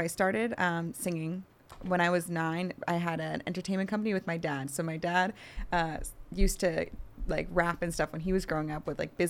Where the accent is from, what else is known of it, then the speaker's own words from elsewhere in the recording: New York, United States; New York.